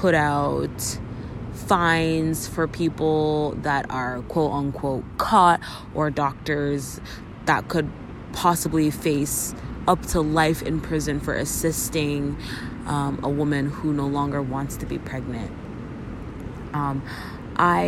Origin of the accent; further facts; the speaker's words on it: Canada; As a Canadian